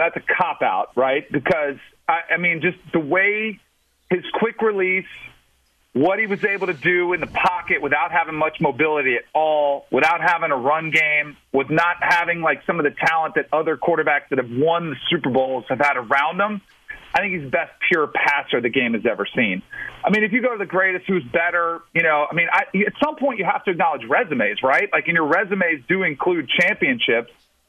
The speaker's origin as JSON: {"language": "English", "region": "Florida", "country": "United States", "tie": "born or raised there", "said": "I grew up in South Florida."}